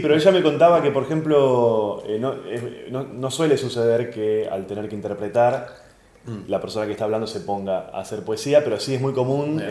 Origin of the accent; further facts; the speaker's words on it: Argentina; como comediante argentino